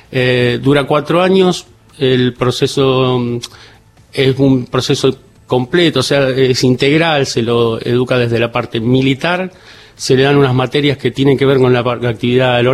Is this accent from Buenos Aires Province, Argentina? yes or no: no; Córdoba, Argentina; yo tuve la particularidad de que como me crié en Córdoba, está cerca